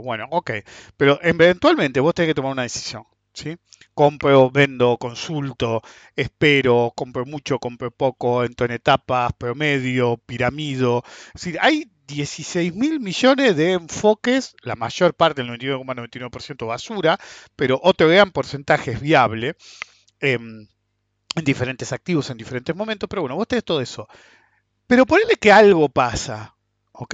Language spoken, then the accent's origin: Spanish; Buenos Aires, Argentina; somos de Buenos Aires